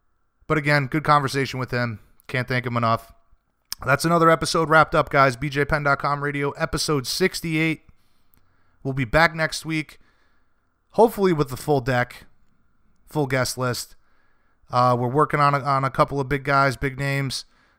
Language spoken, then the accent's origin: English; Rhode Island, United States; You guys know I'm from Rhode Island. I'm a New Englander.